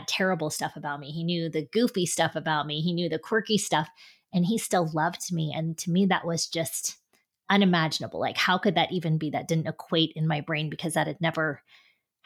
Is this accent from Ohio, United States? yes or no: yes; Westerville, Ohio, United States; I grew up in Westerville, Ohio, which is a suburb of Columbus